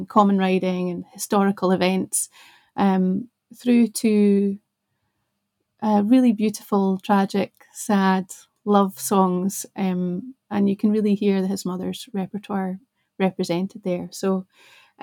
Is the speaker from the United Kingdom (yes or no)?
yes; the Scottish Borders, Scotland, United Kingdom; also born or lived in Glasgow; I grew up in the borders, but I wasn't born there. I was born in Glasgow.